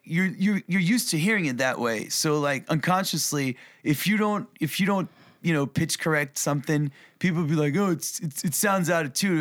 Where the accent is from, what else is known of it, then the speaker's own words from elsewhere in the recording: New York, United States; moved away; also born or lived in Europe / Berlin, Germany / Tennessee; I was born, raised in New York